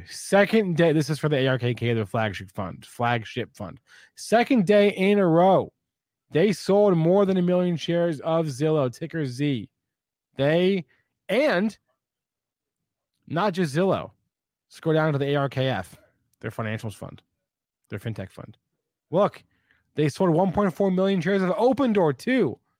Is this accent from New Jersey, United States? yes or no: yes; New Jersey, United States; I'm from New Jersey, man.